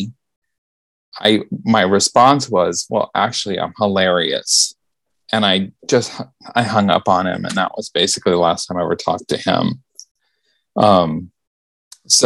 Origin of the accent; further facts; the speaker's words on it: Memphis, Tennessee, United States; I was born in Memphis